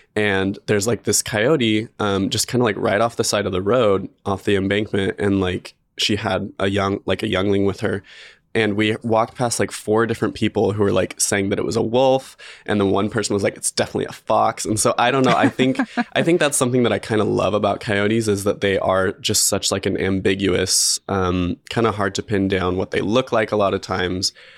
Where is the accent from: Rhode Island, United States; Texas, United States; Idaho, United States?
Idaho, United States; Magic Valley; now in Boise, United States; I grew up in the Magic Valley in, like, a very rural, like, farm area.